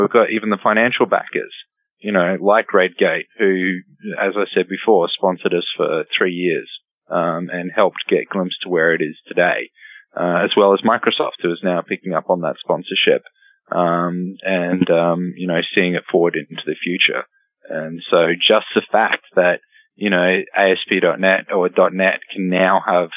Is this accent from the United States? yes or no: no; Brisbane, Queensland, Australia; moved away as an adult; I moved from Australia to here